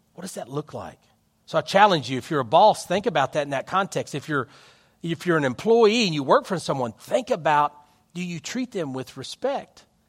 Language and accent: English; United States; our country